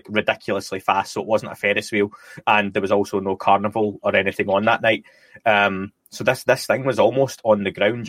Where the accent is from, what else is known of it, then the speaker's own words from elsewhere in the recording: Scotland, United Kingdom; now in North of England, United Kingdom; I'm Scottish, as people can probably tell from the dodgy accent